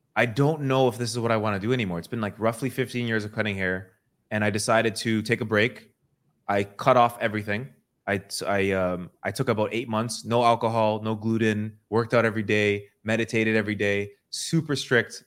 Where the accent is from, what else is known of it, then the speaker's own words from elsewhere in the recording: Toronto, Ontario, Canada; I grew up in Toronto and I was cutting hair